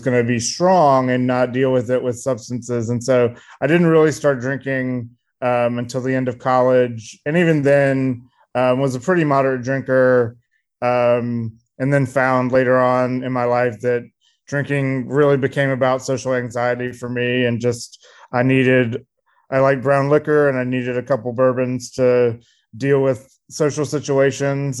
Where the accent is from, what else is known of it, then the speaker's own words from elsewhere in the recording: Columbia, South Carolina, United States; I grew up in a kind of middle upper middle class family um, in Columbia, South Carolina, um, in the '90s